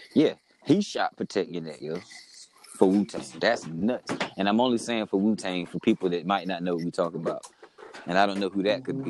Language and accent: English; North Carolina, United States; we're from North Carolina and we didn't experience video music box